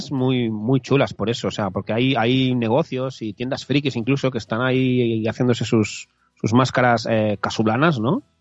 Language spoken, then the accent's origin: Spanish; Catalonia, Spain; Yo soy de Cataluña